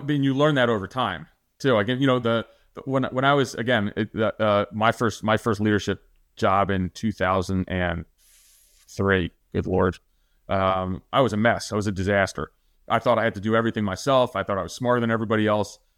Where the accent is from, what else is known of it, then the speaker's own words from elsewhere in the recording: New Jersey, United States; I'm from New Jersey